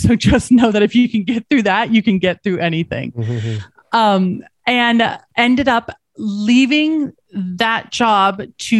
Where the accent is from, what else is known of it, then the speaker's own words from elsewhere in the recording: Colorado, United States; So I grew up in Colorado and I didn't. I'm a SoCal girl.